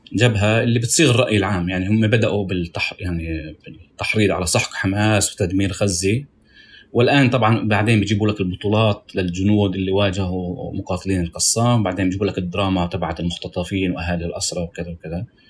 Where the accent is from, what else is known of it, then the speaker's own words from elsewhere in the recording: Tira, Triangle, Israel; انا من الطير المثلث